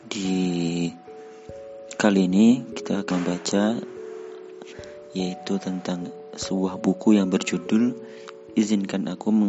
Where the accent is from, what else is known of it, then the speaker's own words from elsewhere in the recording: South Kalimantan, Indonesia; born there; Aku lahir di Kalimantan Selatan